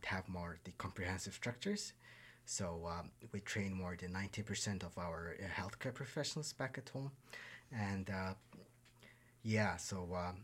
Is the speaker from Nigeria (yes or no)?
no; Ulaanbaatar, Mongolia; I'm from Ulaanbaatar, Mongolia